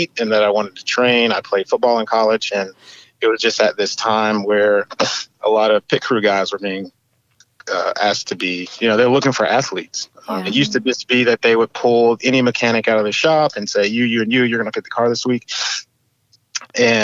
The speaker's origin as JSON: {"language": "English", "town": "Charlotte", "region": "North Carolina", "country": "United States", "tie": "born or raised there", "said": "I grew up in Charlotte, which is a racing capital"}